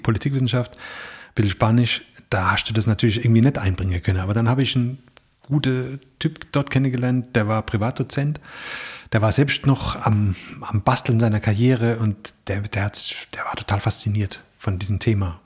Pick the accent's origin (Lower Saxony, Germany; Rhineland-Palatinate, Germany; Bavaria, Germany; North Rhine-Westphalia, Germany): Rhineland-Palatinate, Germany; accent: Palatine (Pfälzisch); in unserem Dialekt